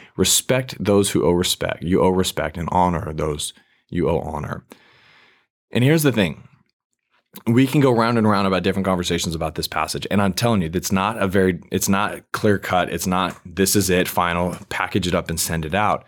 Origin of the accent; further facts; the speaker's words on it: United States; as an American